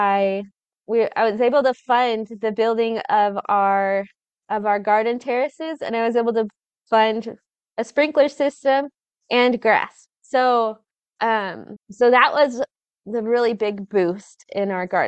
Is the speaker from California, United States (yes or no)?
yes; Southern California, United States; moved away; I grew up in California, in Southern California